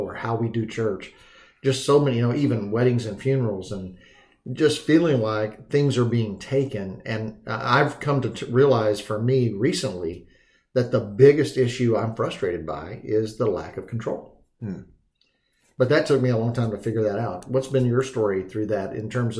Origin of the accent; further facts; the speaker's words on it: Dallas, Texas, United States; moved away; also born or lived in Montana; I grew up in Texas and in the Dallas area